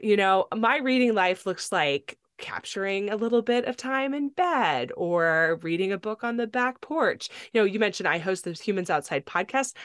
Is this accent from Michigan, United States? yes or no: no; California, United States; also born or lived in Tennessee; now in Palmer, Alaska, United States; I grew up on a beach in California